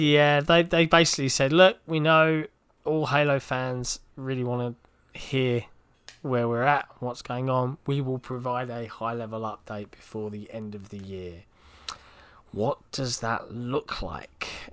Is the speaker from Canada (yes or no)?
no; England, United Kingdom